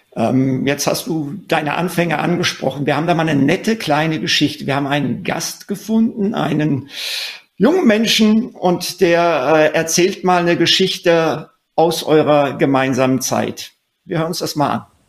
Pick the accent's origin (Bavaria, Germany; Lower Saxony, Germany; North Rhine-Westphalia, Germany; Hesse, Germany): Hesse, Germany; wie wir beide auch äh, ein Kind des Hessenlandes